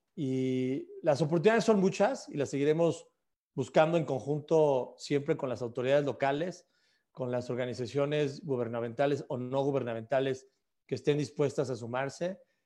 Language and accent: Spanish; Mexico; en mi caso siendo mexicano